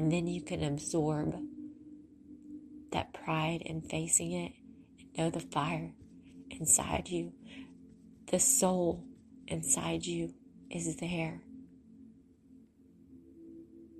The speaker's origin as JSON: {"language": "English", "region": "Mississippi", "country": "United States", "tie": "born or raised there", "said": "I have sand from the beach in Mississippi. That's my hometown"}